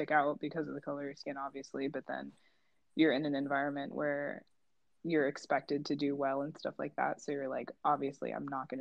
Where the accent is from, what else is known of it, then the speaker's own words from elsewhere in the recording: suburbs of Chicago, Illinois, United States; now in Paris, France; I'm also from the suburbs of Chicago, but I'm currently living in Paris